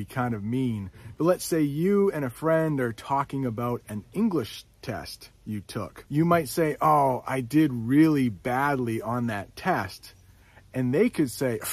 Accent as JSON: {"language": "English", "country": "United States", "said": "I'm an American"}